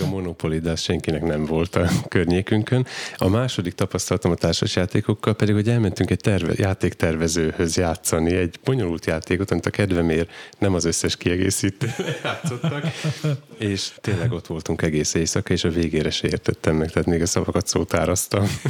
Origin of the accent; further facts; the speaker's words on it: Dunajská Streda, Trnava Region, Slovakia; now in Gemer, Slovakia; gömöri, gömörinek születtem, csak Dunaszerdáján